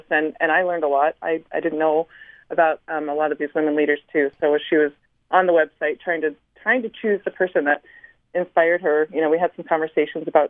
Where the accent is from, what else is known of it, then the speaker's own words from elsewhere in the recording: New York, United States; now in Utah, United States; I grew up in the state of New York